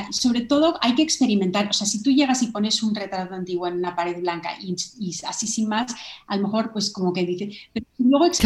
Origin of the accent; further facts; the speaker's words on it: Ireland; born there; pues yo nací en Irlanda y tengo como una conexión muy, muy fuerte emocional con Irlanda.